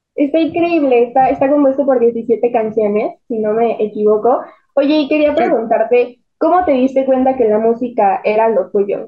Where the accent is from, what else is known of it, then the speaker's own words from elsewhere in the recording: Mexico City, Mexico; nosotros somos de la Ciudad de México